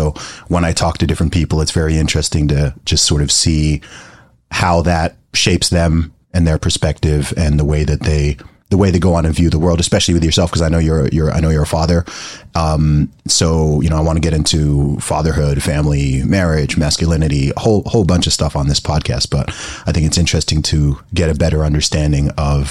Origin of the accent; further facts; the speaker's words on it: Saudi Arabia; even though we're scattered all over the world, and I mean, I grew up in the Middle East. I grew up in Saudi Arabia.